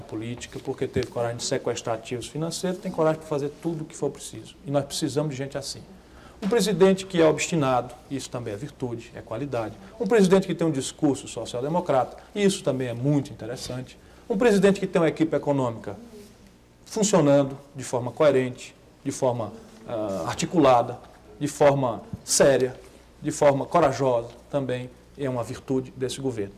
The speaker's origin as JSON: {"language": "Portuguese", "region": "Northeast Region", "country": "Brazil", "also_born_or_lived": "Adamantina", "said": "na minha terra"}